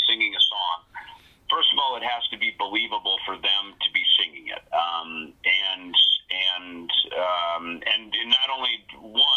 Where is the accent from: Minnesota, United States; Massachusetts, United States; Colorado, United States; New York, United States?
Minnesota, United States; I grew up in Minnesota